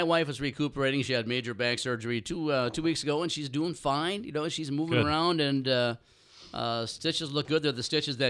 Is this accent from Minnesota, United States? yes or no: yes; Minnesota, United States; I'm from Minnesota